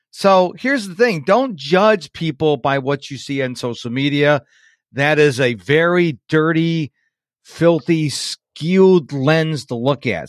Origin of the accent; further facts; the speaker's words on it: New York, United States; I was raised up in New York